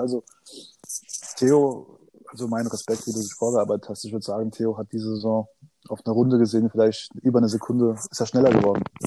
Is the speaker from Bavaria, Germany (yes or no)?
no; Odenwald, near Darmstadt, Hesse, Germany; ich bin am Tor zum Odenwald aufgewachsen, geboren und lebe hier